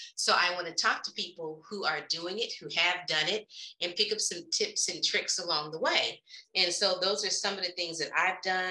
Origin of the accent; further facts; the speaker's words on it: Oklahoma City, Oklahoma, United States; I am originally from Oklahoma City, not too far from Dallas